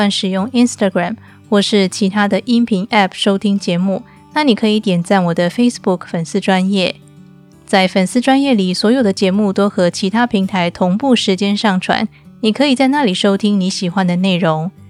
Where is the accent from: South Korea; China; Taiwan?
Taiwan; moved away as an adult; now in Turkey; 收听我节目一阵子的你可能知道，我是从台湾嫁到土耳其来，在土耳其的生活，我几乎都是用信用卡付账